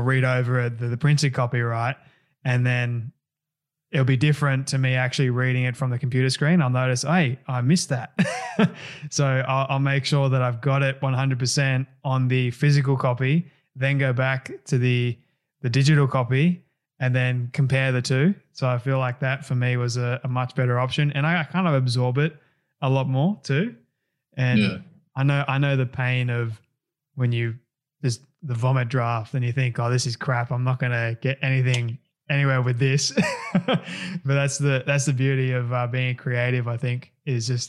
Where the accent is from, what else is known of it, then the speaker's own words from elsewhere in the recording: Australia; I'm an Aussie